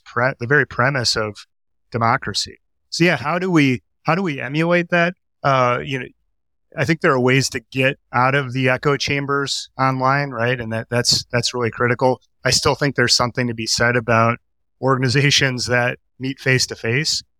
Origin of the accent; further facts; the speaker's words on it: Milwaukee, Wisconsin, United States; I grew up in Milwaukee